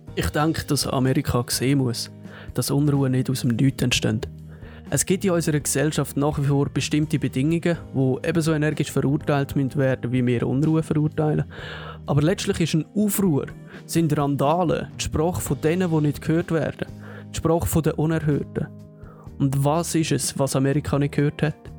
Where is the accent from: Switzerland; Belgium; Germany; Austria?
Switzerland